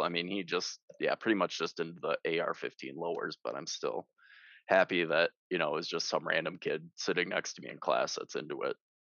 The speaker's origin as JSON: {"language": "English", "region": "Wisconsin", "country": "United States", "tie": "born or raised there", "said": "I grew up in Wisconsin"}